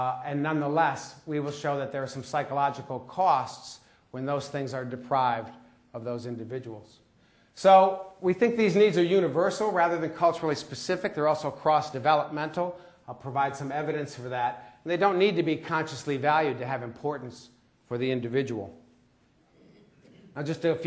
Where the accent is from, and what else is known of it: United States; accent: American